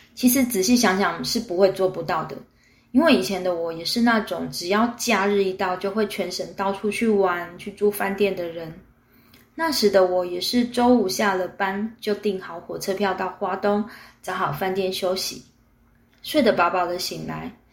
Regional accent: Taipei, Taiwan; 位置就定在我从小长大的大稻城附近

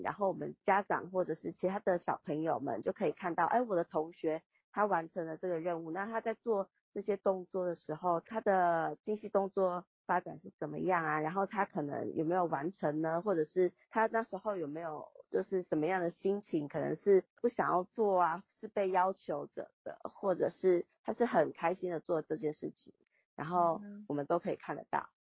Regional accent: Taiwan; 对我们台湾人民可能 来讲

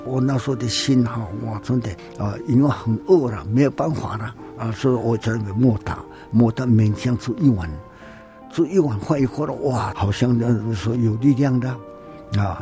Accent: Nantou County, Taiwan; 我是南投，我们也是住在花园的地方

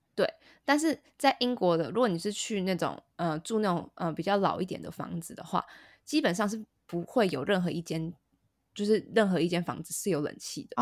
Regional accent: Taiwan; moved away; 我们都台湾人

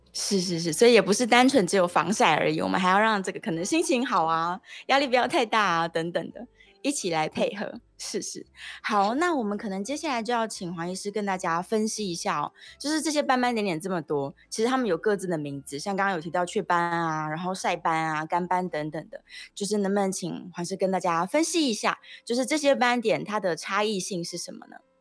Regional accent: Taiwan; 我们就是台湾人

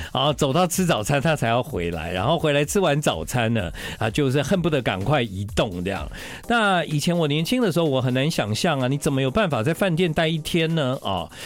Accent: Tainan, Taiwan; 可能我就是来自西海岸，台南

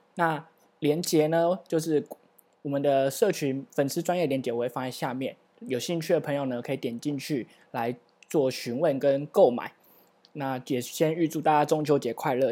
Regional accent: Taiwan; 作为一个土生土长的台湾人

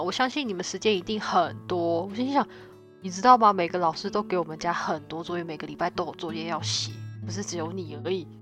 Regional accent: Taiwan; now in Canada; 我是台湾人

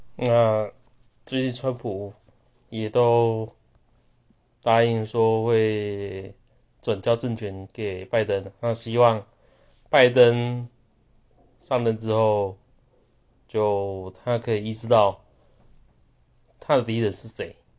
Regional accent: Taiwan; 我们台湾人

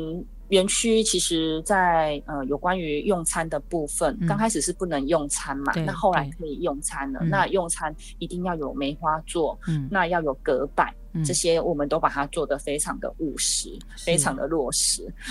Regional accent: Taiwan; 我们台湾人真的很棒，

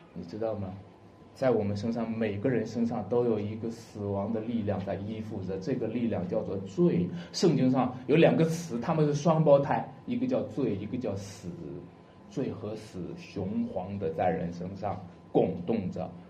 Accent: China; 我们中国人

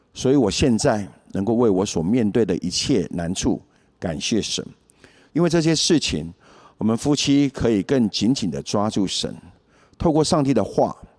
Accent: Taiwan; 我来自眷村家庭，父亲在民国三十八年，随着国民政府军来台。在年轻的时候，有人传福音给他，他就很单纯地接受了耶稣，加入教会。所以我从小就参加教会的活动。虽然小时候父亲严格要求我们一定要到教会去，但我并不是真正地认识耶稣。国中后，我就渐渐脱离教会

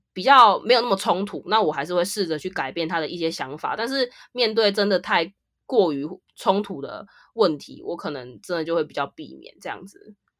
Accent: Taiwan; 我是来自台湾，台湾卡拉 Kimashita

